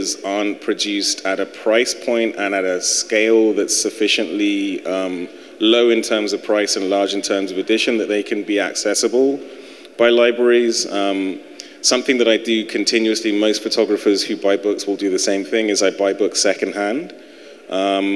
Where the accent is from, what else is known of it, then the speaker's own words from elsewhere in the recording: United Kingdom; now in United States; being a European, being British